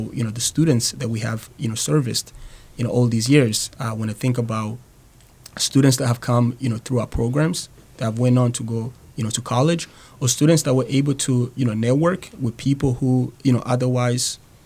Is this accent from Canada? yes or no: no; Burundi; English is a second language; moved away as an adult; now in Manchester, United States; originally, I'm actually from a small country in East Africa called Burundi